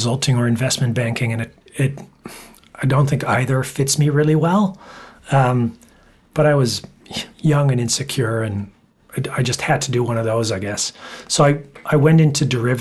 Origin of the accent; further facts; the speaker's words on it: Amsterdam, North Holland, Netherlands; moved away as an adult; also born or lived in Toronto, Canada / United States; I was born in Amsterdam in the Netherlands.